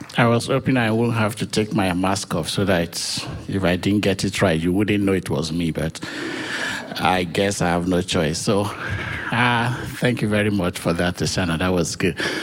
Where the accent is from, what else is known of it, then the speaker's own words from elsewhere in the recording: Nigeria; moved away as an adult; also born or lived in New Hampshire; now in United States; I was born in Nigeria